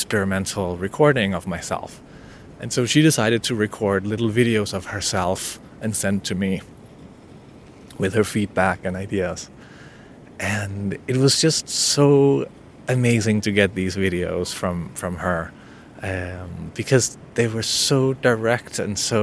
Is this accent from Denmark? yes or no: yes; Denmark; accent: Danish; first language Danish; English is a second language; In my native language, Danish